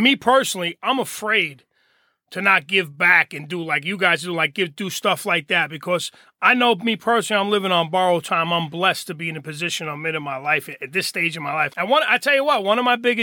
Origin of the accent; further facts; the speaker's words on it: Hoboken, New Jersey, United States; I'm born and raised in Hoboken